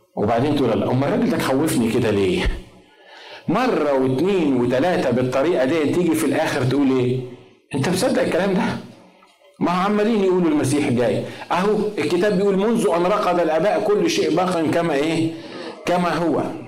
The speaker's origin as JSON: {"language": "Arabic", "country": "Egypt", "said": "احنا طبعا مصريين"}